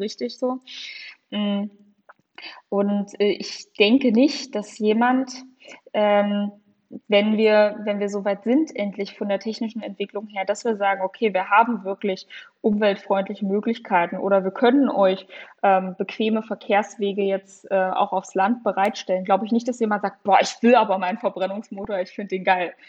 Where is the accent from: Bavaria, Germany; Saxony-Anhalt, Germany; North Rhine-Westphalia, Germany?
Saxony-Anhalt, Germany; now in Jena, Germany; ich wohne zwar jetzt in Jena, deswegen kenne ich die Unterschiede auch so gut, aber ich komme zwar aus Sachsen-Anhalt, aber das ist mit Thüringen da relativ vergleichbar, total aus dem ländlichen Raum